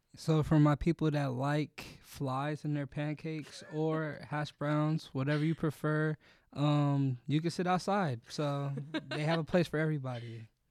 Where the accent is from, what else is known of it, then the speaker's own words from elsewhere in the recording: Southern California, United States; moved away as an adult; now in Sacramento, United States; I'm from Southern California